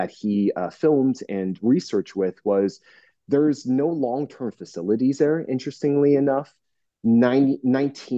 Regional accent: Northeast New Jersey, United States; now in Orange County, United States; I'm originally from Northeast New Jersey. I'm practicing in Southern California, Orange County, where I am right now

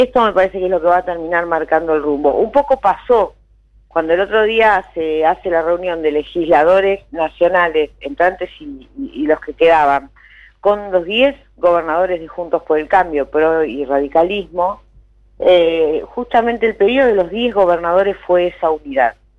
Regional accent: Junín, Buenos Aires Province, Argentina; yo soy de Junín

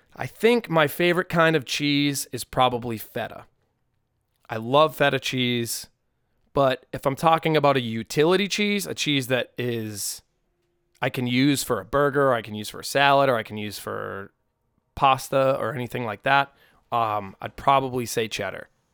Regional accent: United States; growing up on the North Shore

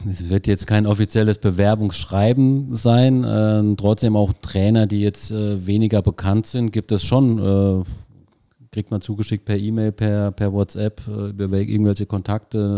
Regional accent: Zweibrücken, Rhineland-Palatinate, Germany; meine Frau ist aus Homburg, ich bin aus Zweibrücken, also kann man im Fußballbereich schon als Heimat bezeichnen.

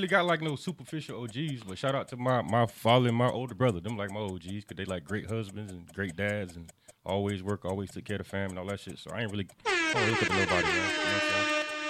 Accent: Jacksonville, Florida, United States; I grew up in Sherwood.

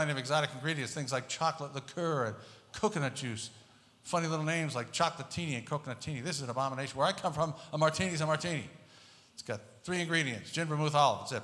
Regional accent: Pennsauken, New Jersey, United States; moved away as an adult; now in Las Vegas, United States; I was born and raised in the western portion of the lower nut. Small town called Pennsauken, New Jersey.

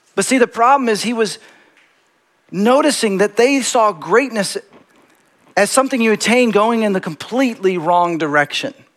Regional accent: Dallas, Texas, United States; moved away as an adult; also born or lived in Seattle; now in Los Angeles, United States; I grew up in Texas

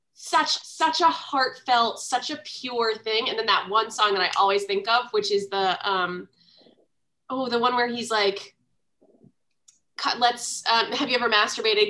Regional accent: Baltimore, Maryland, United States; I'm from Baltimore

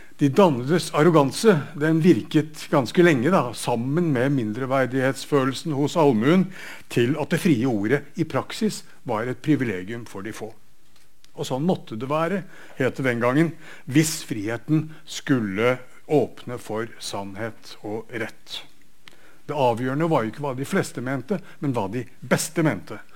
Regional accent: Bergen, Vestland, Norway; Bergens eksempler der, der jeg kommer fra

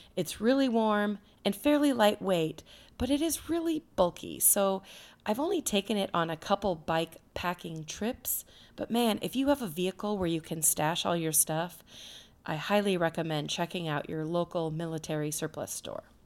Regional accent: Cedar Rapids, Iowa, United States; my hometown, which is Cedar Rapids

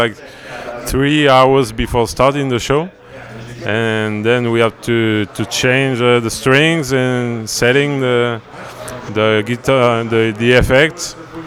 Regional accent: middle of France, close to Tours, Centre-Val de Loire, France; English is a second language; In France, in the middle of France, between Paris and Bordeaux.

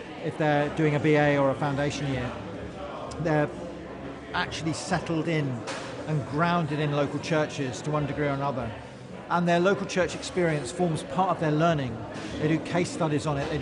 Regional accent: Croydon, London, United Kingdom; moved away; also born or lived in West Wickham, Kent; I grew up in West Wickham in Kent and then Croydon in Surrey, so not too far away.

